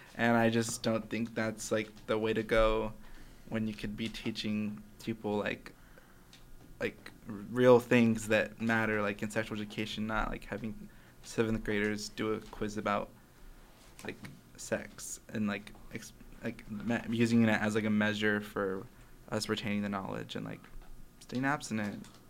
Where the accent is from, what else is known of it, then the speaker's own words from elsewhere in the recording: Casa Grande, Arizona, United States; I'm about an hour south in Casa Grande